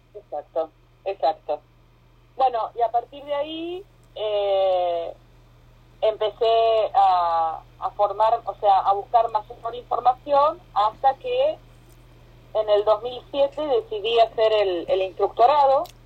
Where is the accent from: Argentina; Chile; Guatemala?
Argentina; moved away as an adult; also born or lived in Costa Rica; now in Miami, United States; soy argentina, viviendo en Miami hace 6 años. Me fui de Argentina hace 7, viví en Costa Rica dos años primero